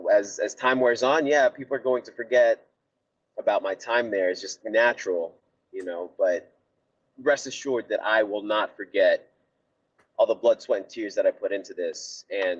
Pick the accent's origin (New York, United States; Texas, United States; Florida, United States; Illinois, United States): Florida, United States; Miami; my hometown team